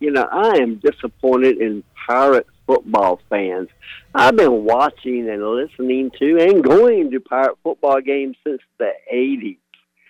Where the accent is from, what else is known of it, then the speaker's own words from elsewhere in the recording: Virginia, United States; now in Greenville, United States; I'm originally from Virginia.